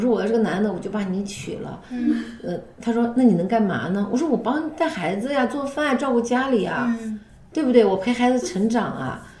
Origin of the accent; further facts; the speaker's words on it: Xinjiang, China; 从小在新疆长大